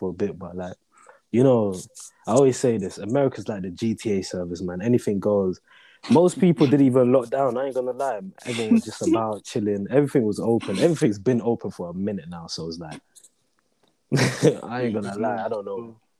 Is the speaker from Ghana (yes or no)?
yes; Ghana; I'm from Ghana, I speak a bit of Twi. I understand it. I try and speak it fluently, but it doesn't flow right sometimes. But, you know, I still try. I understand some French.